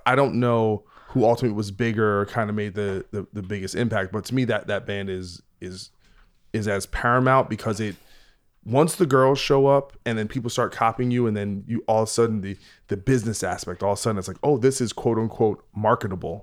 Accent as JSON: {"language": "English", "region": "New Jersey", "country": "United States", "said": "I'm from New Jersey"}